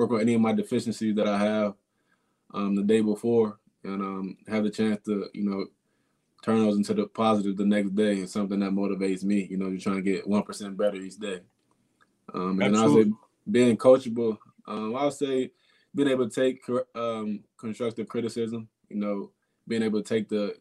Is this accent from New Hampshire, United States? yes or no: no; Maryland, United States; I'm from Maryland. My family's in the middle of a snowstorm right now